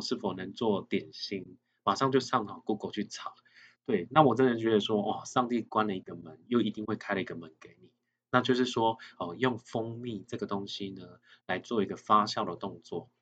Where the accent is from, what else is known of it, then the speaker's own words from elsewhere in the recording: Nantou County, Taiwan; 因为我像我自己本身的话是南投乡下长大的孩子